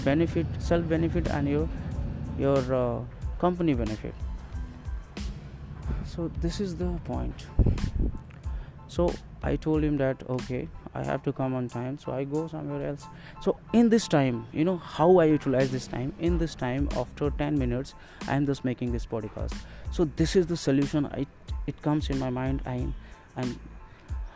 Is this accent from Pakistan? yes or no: no; India; I'm from India